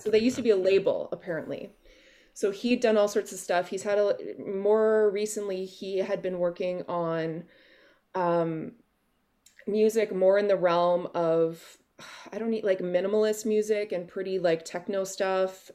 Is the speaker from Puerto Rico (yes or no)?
no; Oakville, Ontario, Canada; also born or lived in Kawartha Lakes, Ontario / Yukon / Vancouver / Wales; I was born and raised in Oakville